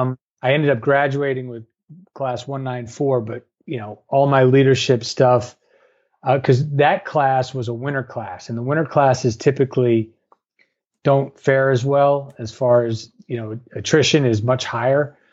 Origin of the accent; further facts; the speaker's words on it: New York, United States; I grew up in New York.